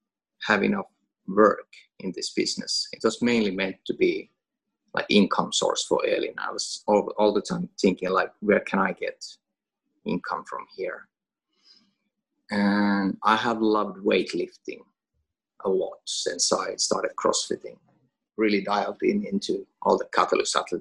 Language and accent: English; Finland; first language Finnish; English is a second language; now in Åland, Finland; Finnish, which is my native language